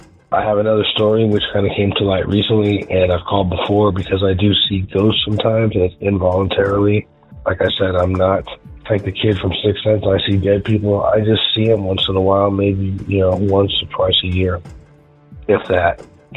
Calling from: San Diego, California, United States; I'm calling from San Diego, California

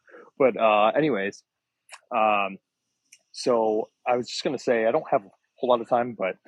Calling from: Florida, United States; I'm actually at Disney World right now.

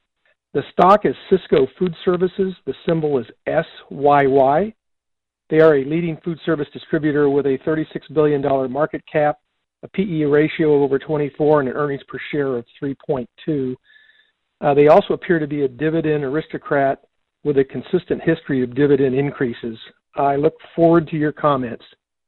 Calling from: Yorba Linda, California, United States; I'm calling from Yorba Linda, California.

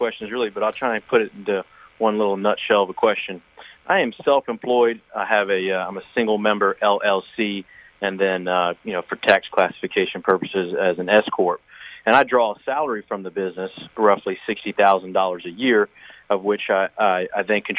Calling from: Florida, United States

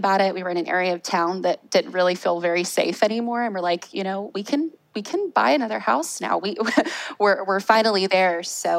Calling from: Jacksonville, Florida, United States; We are in Jacksonville, Florida. The royal we, my husband and I, just us.

